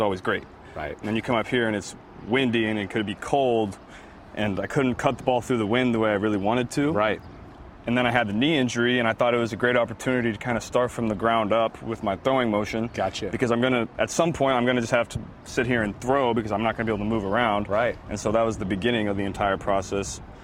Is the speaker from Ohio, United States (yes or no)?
yes; Ohio, United States; moved away as an adult; also born or lived in Baton Rouge; I grew up in Ohio, played high school football in Ohio